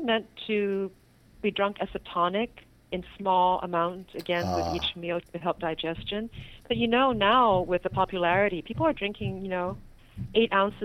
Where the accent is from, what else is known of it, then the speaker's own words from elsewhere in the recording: Hong Kong; I am Chinese, and I was born in Hong Kong